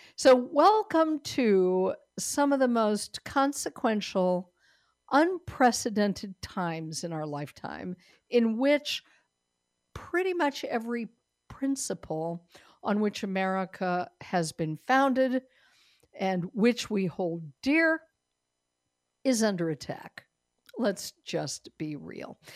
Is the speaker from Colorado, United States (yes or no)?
yes; Denver, Colorado, United States; moved away; Denver, Colorado is my home state. Denver, where I was born